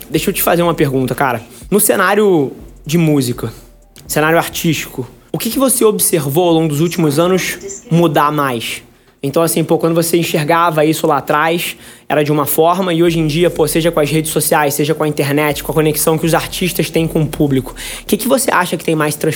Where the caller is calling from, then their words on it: Alfenas, Minas Gerais, Brazil; eu sou de Alfenas, Minas Gerais.